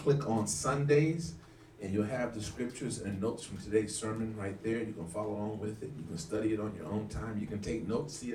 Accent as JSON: {"language": "English", "town": "Los Angeles", "region": "California", "country": "United States", "tie": "born or raised there", "said": "I grew up in the Midwest in Los Angeles"}